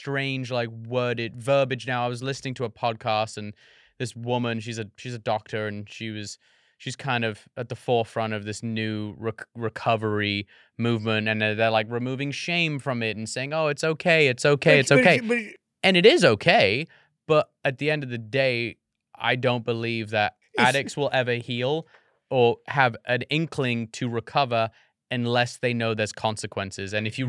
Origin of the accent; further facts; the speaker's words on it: United States; I'm very American.